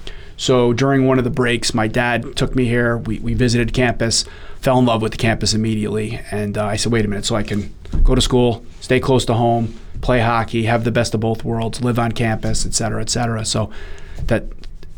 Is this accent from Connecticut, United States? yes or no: yes; East Haven, Connecticut, United States; I was a local kid. I grew up in East Haven, played high school hockey there.